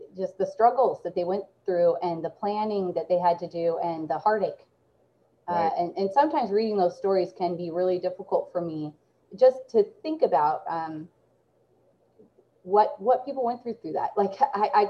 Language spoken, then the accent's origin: English; Salem, Oregon, United States; I grew up right in Salem, Oregon, which is right up the road from where I work at Willamette Valley Vineyards. This is my hometown